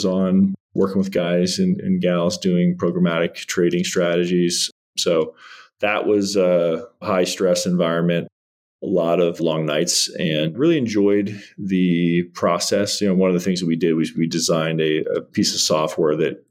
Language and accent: English; Northern Virginia, United States; I grew up in Northern Virginia